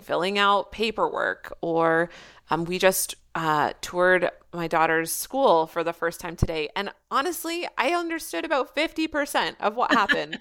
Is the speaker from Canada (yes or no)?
yes; Canada; first language English; also born or lived in Australia / Quebec; now in Wakefield, Canada; I am still Canadian